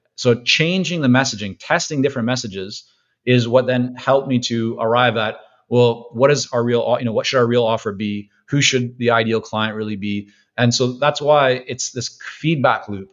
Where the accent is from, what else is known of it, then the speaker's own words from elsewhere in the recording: Vancouver, British Columbia, Canada; also born or lived in Toronto / Israel; growing up in Vancouver, very heavy Asian influence